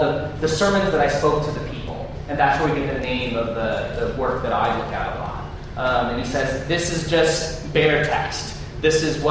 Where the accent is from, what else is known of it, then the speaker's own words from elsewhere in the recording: St. Louis, Missouri, United States; I don't naturally say y'all. I'm from St. Louis